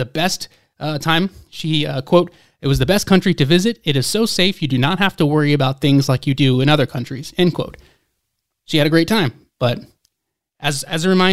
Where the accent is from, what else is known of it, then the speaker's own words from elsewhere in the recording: Atlanta, Georgia, United States; my hometown of Atlanta